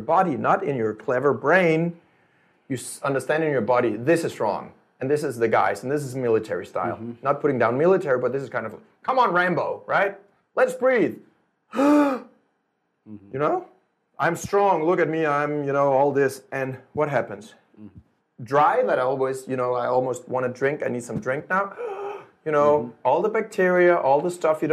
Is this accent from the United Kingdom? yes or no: no; Denmark; I'm from Denmark